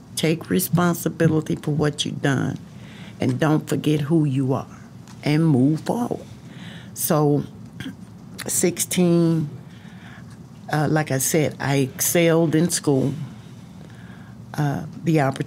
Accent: East Texas / Houston, United States; also born or lived in Arkansas / Nacogdoches, Texas; we came back to Nacogdoches, which is in East Texas

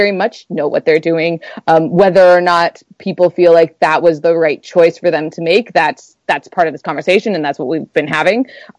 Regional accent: Canada; I'm from Canada

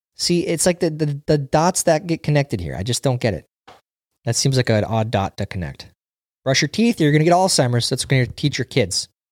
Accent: Minnesota, United States; we grew up in Minnesota

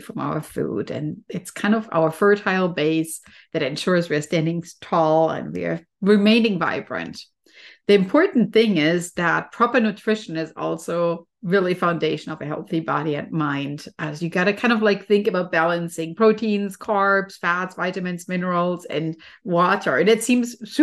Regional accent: Germany; moved away; I'm originally from Germany, and trees are definitely a very common thing there. I always used to go to a forest when I was a child

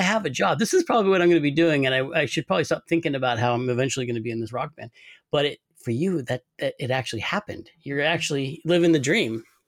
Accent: Sonoma, California, United States; I grew up in Sonoma

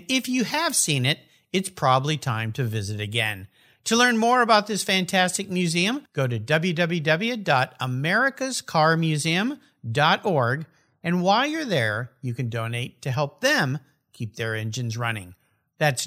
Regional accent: San Diego, California, United States; I grew up down in the San Diego area.

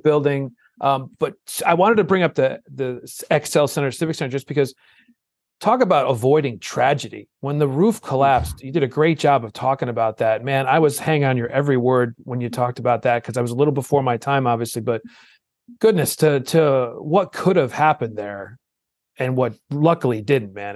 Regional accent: Old Saybrook, Connecticut, United States; I grew up on the shoreline in Old Saybrook, and I live here now

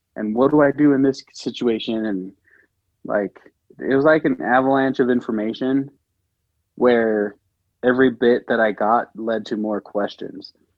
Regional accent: American Samoa; I grew up in American Samoa

